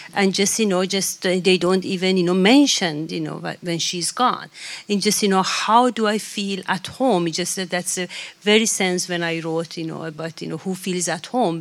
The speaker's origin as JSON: {"language": "English", "town": "Tehran", "region": "Tehran Province", "country": "Iran", "tie": "born or raised there", "moved": "yes", "lives_now": "Sweden", "said": "as somebody who come from the capital and was born in Tehran"}